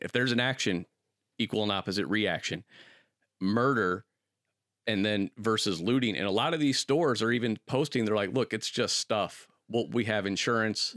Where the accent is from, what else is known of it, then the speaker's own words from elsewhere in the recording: Akron, Ohio, United States; growing up in Akron